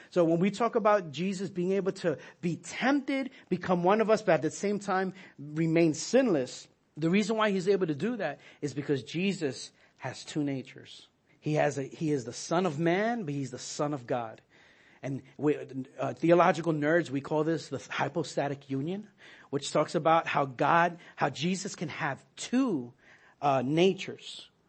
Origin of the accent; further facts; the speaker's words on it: New York, United States; as a New Yorker, we wouldn't go to school on Yom Kippur